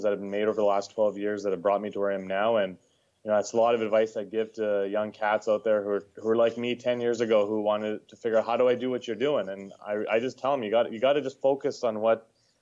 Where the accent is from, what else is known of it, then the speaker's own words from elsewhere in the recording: Edmonton, Alberta, Canada; moved away as an adult; now in Ontario, Canada; born and raised in Edmonton, Alberta, lived there most of my life.